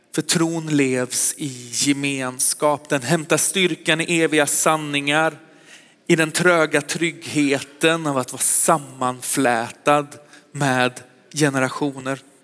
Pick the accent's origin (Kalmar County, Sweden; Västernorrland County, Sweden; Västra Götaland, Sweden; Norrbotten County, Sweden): Västra Götaland, Sweden; Västergötland; also born or lived in Sköndal, Stockholm; now in Stockholm, Sweden; Jag är västgöte egentligen